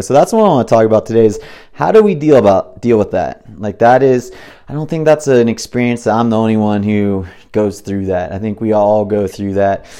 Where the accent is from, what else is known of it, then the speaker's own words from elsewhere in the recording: Big Bear Lake, California, United States; I grew up in Big Bear Lake, little tiny, you know, resort town with nine thousand people in it